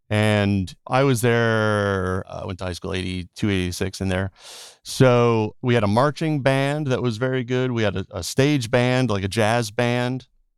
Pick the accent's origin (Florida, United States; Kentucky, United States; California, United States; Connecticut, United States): Connecticut, United States; Portland; moved away as an adult; also born or lived in Boston / New York; now in Los Angeles, United States; I grew up in Portland, Connecticut, a very small town in the middle of Connecticut. So small that a lot of people that live in Connecticut don't even know that Portland exists.